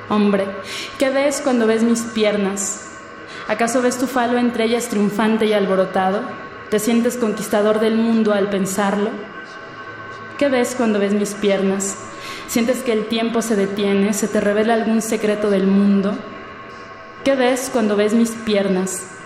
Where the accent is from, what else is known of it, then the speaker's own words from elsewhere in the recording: Naucalpan de Juárez, State of Mexico, Mexico; born there; now in Mexico City, Mexico; tengo 25 años, nací en el Estado de México, en Aucalpan de Juárez, pero actualmente radico en la Ciudad de México, en la Gustavo Madero.